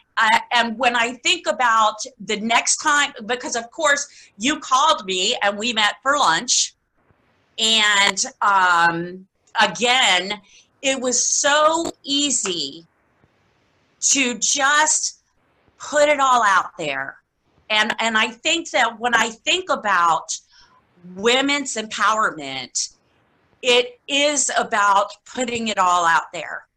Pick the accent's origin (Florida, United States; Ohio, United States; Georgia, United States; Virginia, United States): Florida, United States; Key West; I was born and raised in Key West, Florida